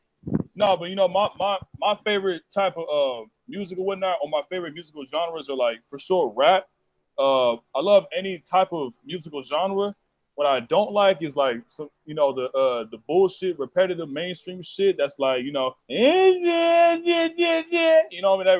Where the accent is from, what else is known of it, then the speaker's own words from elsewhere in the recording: California, United States; me being a nigga from California